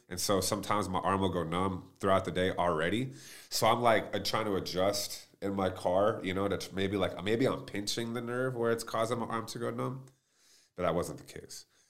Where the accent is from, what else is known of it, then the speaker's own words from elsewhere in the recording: Plano, Texas, United States; growing up, I mean, I'm from Plano, Texas